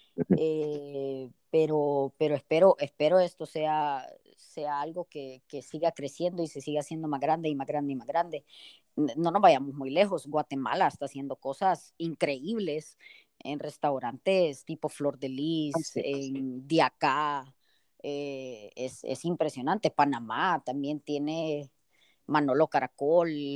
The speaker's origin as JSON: {"language": "Spanish", "country": "El Salvador"}